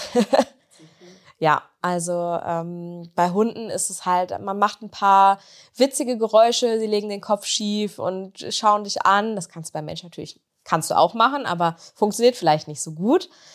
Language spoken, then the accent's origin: German; Bünde, North Rhine-Westphalia, Germany; moved away as an adult; now in Bielefeld, Germany